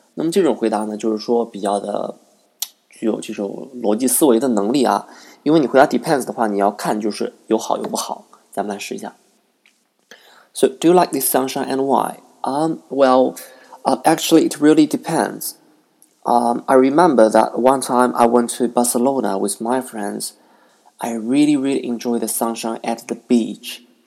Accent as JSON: {"language": "English", "town": "Nanjing", "region": "Jiangsu", "country": "China", "tie": "born or raised there", "second_language": "English", "said": "live in my hometown in Nanking"}